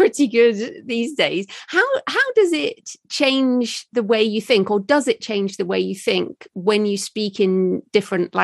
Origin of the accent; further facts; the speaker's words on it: United Kingdom; moved away as an adult; also born or lived in Australia; as a British person